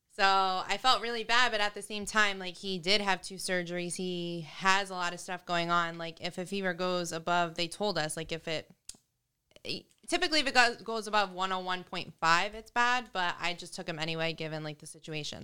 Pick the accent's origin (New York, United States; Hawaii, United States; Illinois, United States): New York, United States; now in New Jersey, United States; From New York